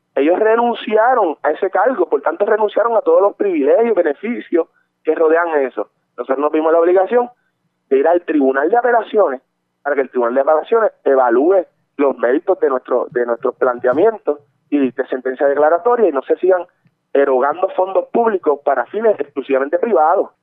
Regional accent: Barranquitas, Puerto Rico; yo soy de Barranquita y en el distrito de Barranquita

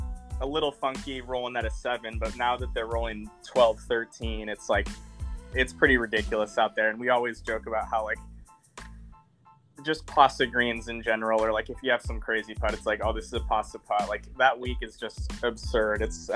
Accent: Pacific Northwest, United States; obviously we're both from the Northwest and know a few of the same people up here.

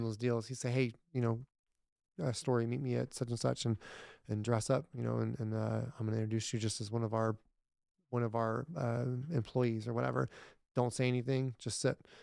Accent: Irving, Texas, United States; my granddad, we grew up in Ir, m, Irving, and they had a farm

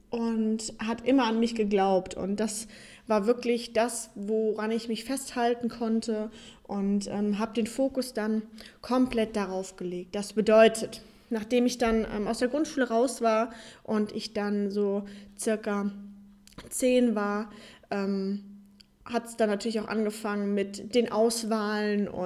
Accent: Darmstadt, Hesse, Germany; Ich komme ursprünglich aus Darmstadt und bin mittlerweile 24 Jahre, wohne jetzt zwischen Köln und Düsseldorf

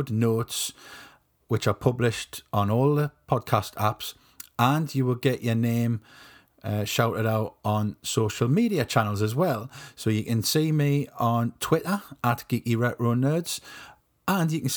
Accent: Ashington, North East England, United Kingdom; accent: Northumbrian; I'm south of Northumberland, north of Newcastle. I'm from a place called Ashington

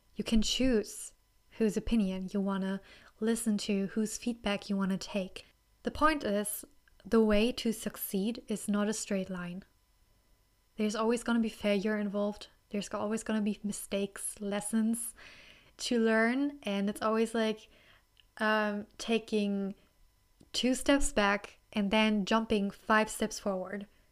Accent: Germany; accent: German; English is a second language; I'm from Germany

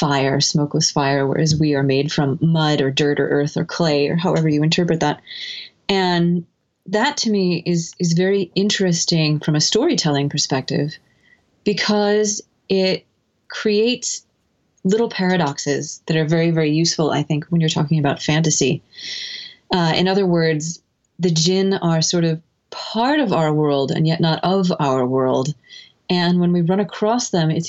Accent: United States; moved away as an adult; also born or lived in Egypt / Seattle; growing up in the United States

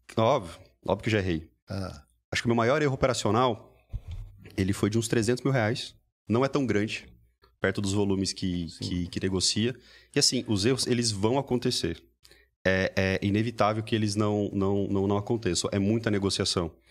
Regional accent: Mogi Mirim, São Paulo, Brazil; moved away as an adult; also born or lived in New York; tudo começou lá na minha cidade natal

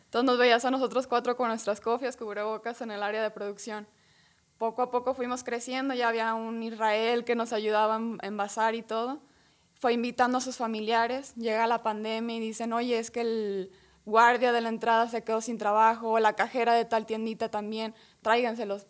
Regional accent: San Juan de los Lagos, Jalisco, Mexico; venimos de San Juan de los Lagos

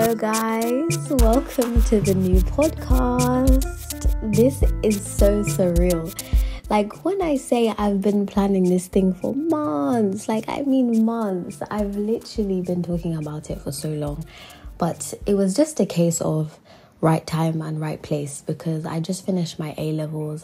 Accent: London, United Kingdom; moved away as an adult; now in York, United Kingdom; I've been in London my whole life, like as in from childhood

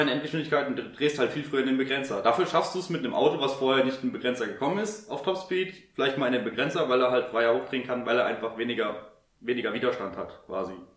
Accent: Germany; als Deutscher

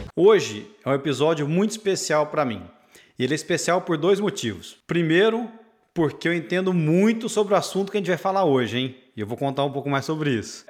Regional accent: Patrocínio, Minas Gerais, Brazil; now in United States; Eu sou mineiro, cresci em patrocínio interior de Minas

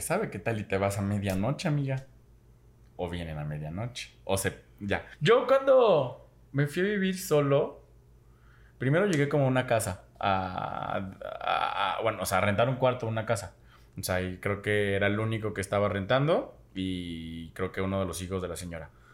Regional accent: Xalapa, Veracruz, Mexico; moved away as an adult; yo que me salí de Jalapa, mi primera vez viviendo solo fue en otro estado

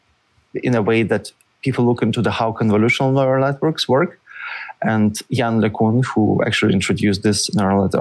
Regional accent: Russia; moved away as an adult; also born or lived in St. Petersburg, Russia / Paris, France; now in United States; Originally, I'm from Russia

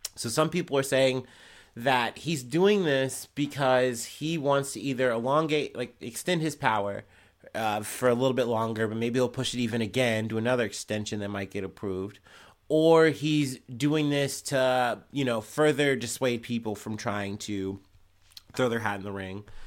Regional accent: United States; as an American, someone in the West

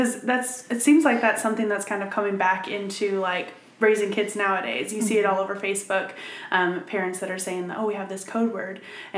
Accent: Minnesota, United States; now in Huntsville, Alabama, United States; I'm originally from Minnesota.

